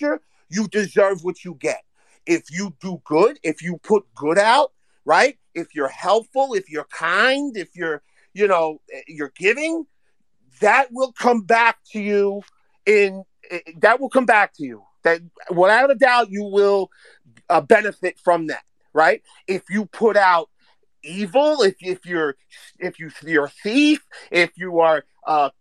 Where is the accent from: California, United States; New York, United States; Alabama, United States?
New York, United States; I'm from New York.